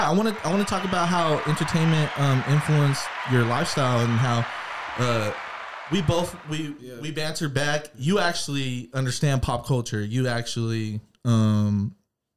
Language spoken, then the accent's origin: English; Washington, United States; we both were born here